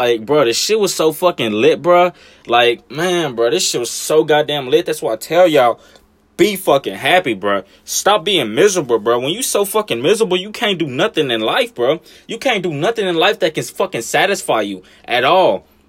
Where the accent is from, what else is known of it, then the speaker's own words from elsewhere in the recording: Los Angeles, California, United States; now in Memphis, United States; Like, Memphis, I've been here fucking most of my life, and I ain't even from here. I'm from Cali, goddammit. L.A. and shit.